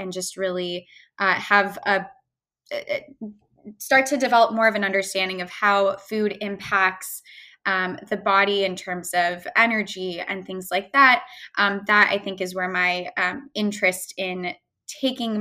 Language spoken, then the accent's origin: English; Chicago, Illinois, United States; moved away; I'm from Chicago originally